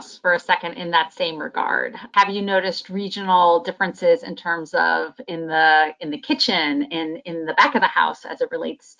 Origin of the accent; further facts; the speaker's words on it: Northeast, United States; I'm from the Northeast